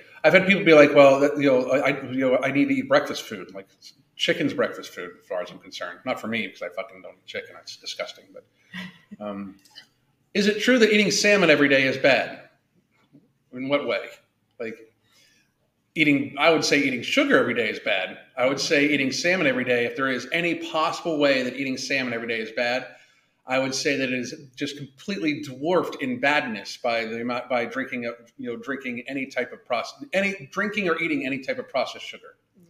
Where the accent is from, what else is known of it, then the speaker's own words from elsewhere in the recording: Kentucky, United States; They recognize me. I'm from Kentucky.